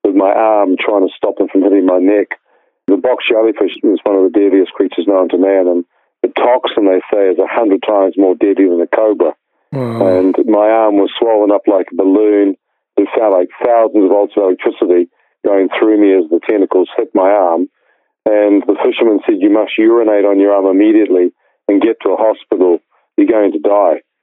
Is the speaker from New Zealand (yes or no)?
yes; New Zealand; I was born in New Zealand